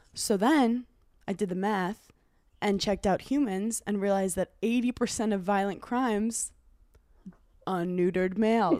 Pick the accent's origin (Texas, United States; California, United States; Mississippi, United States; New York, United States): New York, United States; New York City; I grew up in Brooklyn